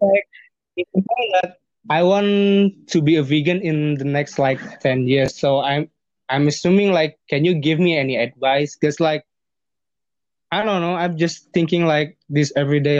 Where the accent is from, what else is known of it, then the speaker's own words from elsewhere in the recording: Bandung, West Java, Indonesia; English is a second language; now in Jakarta, Indonesia; when I'm living in Jakarta or my hometown, like Bandung